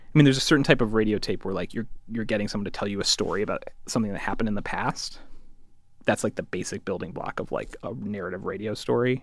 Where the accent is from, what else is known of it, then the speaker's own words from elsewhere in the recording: Connecticut, United States; I'm from Connecticut, I went to the Ivy League